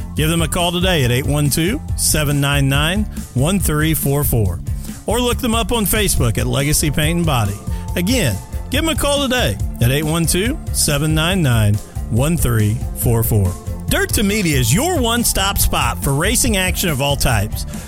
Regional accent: Illinois, United States; now in Indiana, United States; I grew up in Illinois and then got transplanted over to the Hoosier State as well

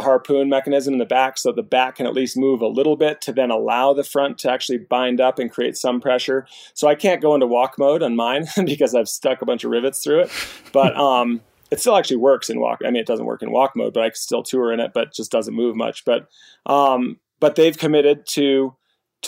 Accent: New Hampshire, United States; I grew up in New Hampshire

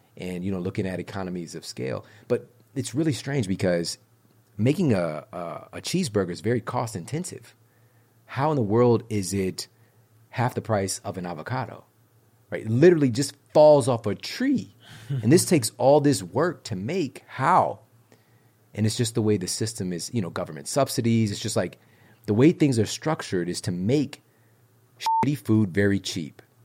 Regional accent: St. Louis, Missouri, United States; I'm from Saint Louis, Missouri

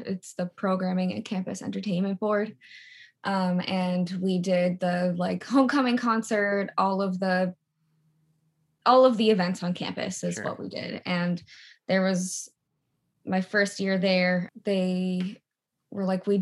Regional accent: New York, United States; moved away as an adult; also born or lived in Los Angeles; now in Nashville, United States; I'm from New York and was living in LA for a few years

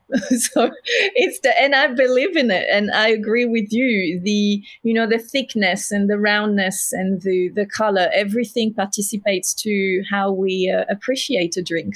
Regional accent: south of France, France; accent: French; English is a second language; now in Melbourne, Australia; I'm French, as you can hear

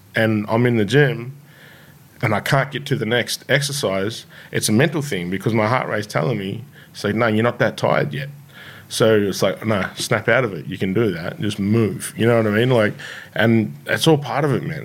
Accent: Shepparton, Victoria, Australia; I grew up in Shepparton

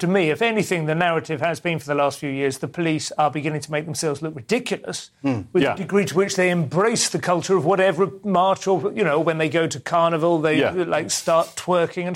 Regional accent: England, United Kingdom; an English comedian

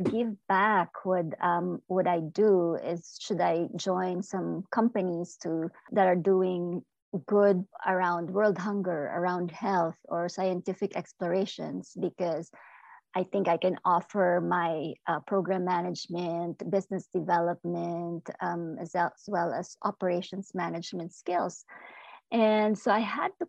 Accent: Philippines; now in United States; I am an immigrant. I am Filipino-American

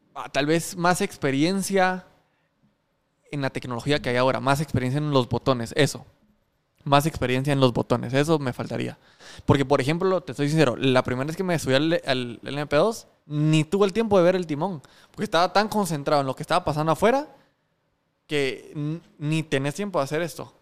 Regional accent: Guatemala; cuando decís que sos guatemalteco

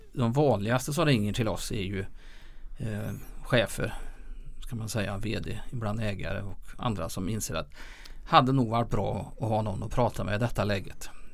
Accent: Lilla Edet, Västra Götaland, Sweden; jag är född och uppvuxen i Lilla Edet

